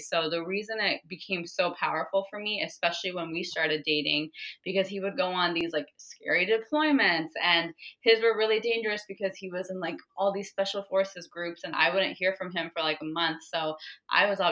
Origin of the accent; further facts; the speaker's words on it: Arizona, United States; I was born in Arizona